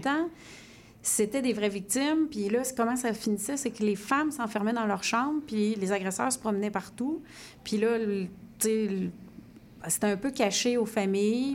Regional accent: Sherbrooke, Quebec, Canada; je viens de Sherbrooke

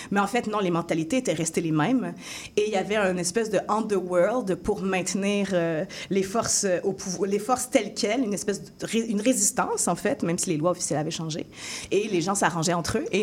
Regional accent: France; also born or lived in Africa; now in Canada; Moi, étant donné que j'ai grandi aussi en France et en Afrique, où est-ce que c'est très, c'est très ouvert

